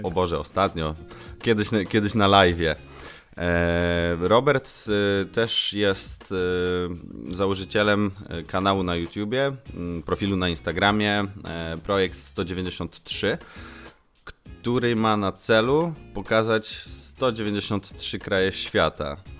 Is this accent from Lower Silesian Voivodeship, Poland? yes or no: yes; near Legnica, Lower Silesian Voivodeship, Poland; To jest taka miejscowość e, w moich rodzinnych stronach, 80 km mniej więcej od Legnicy.